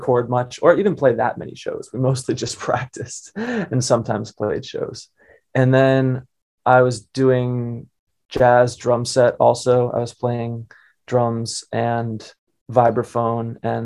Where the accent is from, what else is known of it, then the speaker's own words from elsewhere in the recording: Wynnewood, Pennsylvania, United States; I grew up in Pennsylvania, Wynwood, which is adjacent to Philadelphia